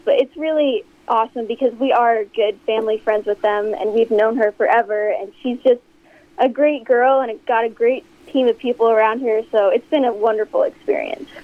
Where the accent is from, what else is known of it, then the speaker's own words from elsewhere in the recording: Omaha, Nebraska, United States; we're from Omaha, Nebraska, and we're actually here in Nebraska right now.